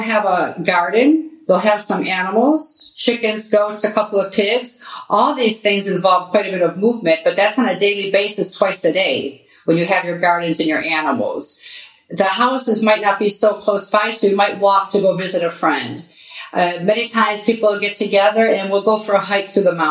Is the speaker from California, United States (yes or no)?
no; Detroit, Michigan, United States; moved away as an adult; also born or lived in Athens, Greece; now in Ikaria, Greece; I was born and raised in Detroit